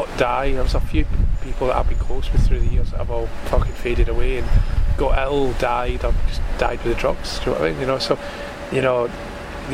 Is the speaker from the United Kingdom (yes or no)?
yes; Glasgow, Scotland, United Kingdom; growing up in Glasgow